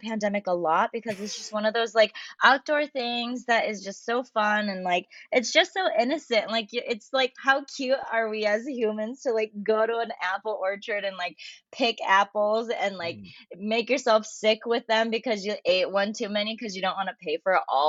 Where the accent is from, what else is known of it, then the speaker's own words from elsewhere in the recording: Michigan, United States; also born or lived in Netherlands / Rochester, Michigan / West Bloomfield, Michigan; I was born in the Netherlands. I'm 100% Japanese. I am a first generation Japanese American. I grew up in various parts of Michigan. I went to, I lived in Rochester. I lived in West Bloomfield.